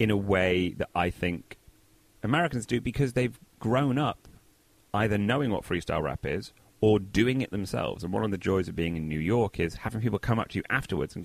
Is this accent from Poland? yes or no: no; Manchester, North West England, United Kingdom; moved away as an adult; also born or lived in Oxford, England / Los Angeles, United States; now in Brooklyn, United States; I grew up in Manchester